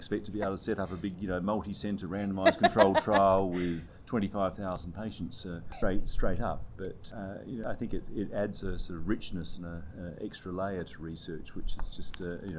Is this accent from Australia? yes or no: yes; Australia; moved away as an adult; now in Edinburgh, United Kingdom; as an Australian, I moved to the UK